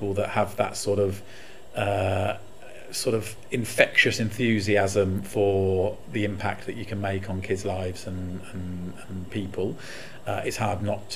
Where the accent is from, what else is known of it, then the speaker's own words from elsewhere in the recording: Warwickshire, West Midlands, United Kingdom; my hometown, up in Warwickshire